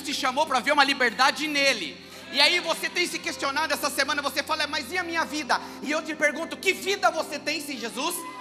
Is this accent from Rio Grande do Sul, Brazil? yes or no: no; interior of São Paulo, Brazil; accent: caipira (interior paulista); eu sou do interior de São Paulo